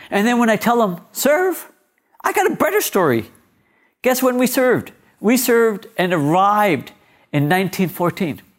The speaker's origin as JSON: {"language": "English", "town": "Mississauga", "region": "Ontario", "country": "Canada", "tie": "born or raised there", "also_born_or_lived": "Punjab, India", "said": "Growing up in Malta, I lived on Victory Crescent"}